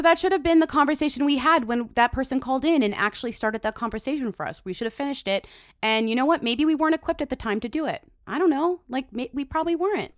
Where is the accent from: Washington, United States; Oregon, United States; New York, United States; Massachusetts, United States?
Massachusetts, United States; I come from Massachusetts